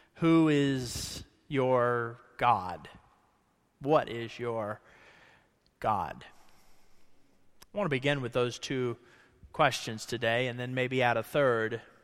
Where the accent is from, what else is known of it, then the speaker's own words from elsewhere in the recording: Ohio, United States; now in Kentucky, United States; I grew up in Ohio